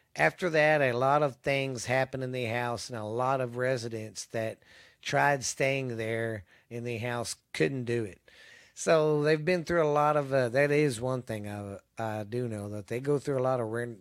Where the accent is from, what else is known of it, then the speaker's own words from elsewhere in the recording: Mineral Wells, Texas, United States; the town I live in, my hometown of Mineral Wells